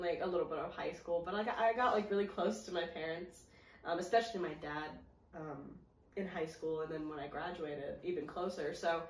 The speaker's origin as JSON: {"language": "English", "town": "Greenville", "country": "United States", "tie": "born or raised there", "said": "my hometown, Greenville, because my apartment's up here"}